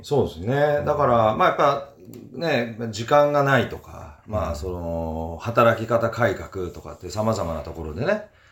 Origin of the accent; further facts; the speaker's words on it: Fuchu, Tokyo, Japan; moved away; 府中市育ち、えー、外国、日本全国、いろいろなところに住んで、16年ぶりに日本、と府中、地元に帰って